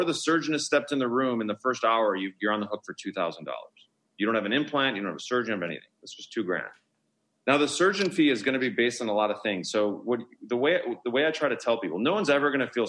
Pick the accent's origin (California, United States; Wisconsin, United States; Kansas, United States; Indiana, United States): Wisconsin, United States; Milwaukee; now in Beverly Hills, United States; I'm from Milwaukee, Wisconsin.